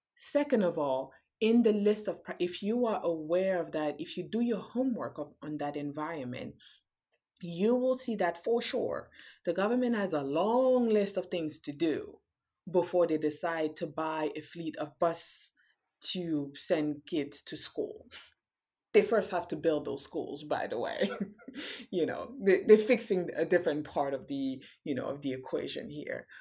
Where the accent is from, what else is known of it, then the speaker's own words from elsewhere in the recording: Cameroon; now in United States; I'm from Cameroon